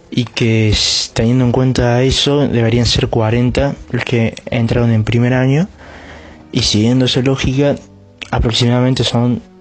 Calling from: Argentina; de Argentina

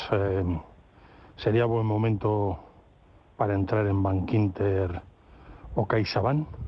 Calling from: Madrid, Community of Madrid, Spain; Buenas tardes, eh … de Madrid.

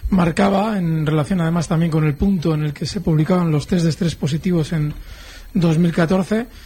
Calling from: Madrid, Community of Madrid, Spain; de Madrid.

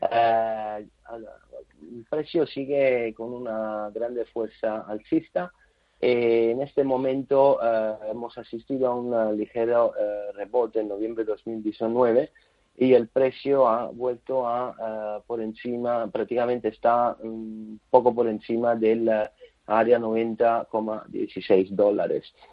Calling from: Madrid, Community of Madrid, Spain; de Madrid.

